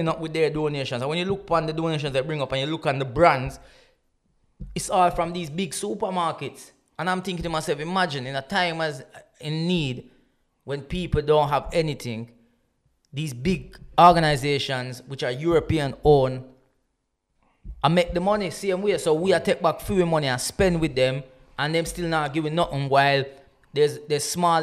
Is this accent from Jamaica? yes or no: yes; Jamaica; now in United Kingdom; I grew up in the Caribbean. I was there for Gilbert, I was in Jamaica for Gilbert